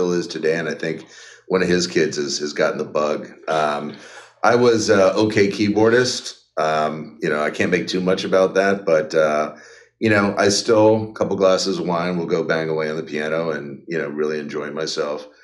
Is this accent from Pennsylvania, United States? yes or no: yes; Devon, Pennsylvania, United States; growing up outside of Philadelphia was, you know, it was dynamite. I have no regrets. I certainly don't look back on it with anything but positive memories. You know, it's interesting. I grew up, the actual name of the town is Devon